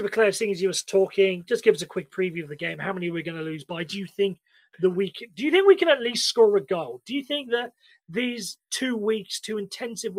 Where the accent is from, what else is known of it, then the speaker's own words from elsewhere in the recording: United Kingdom; we British